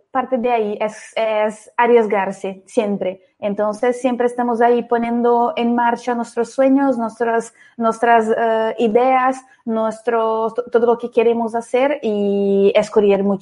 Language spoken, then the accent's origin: Spanish; Brazil; Spanish is a second language; ya adelanto que soy brasileña, entonces algún poco mi acento es un poco distinto.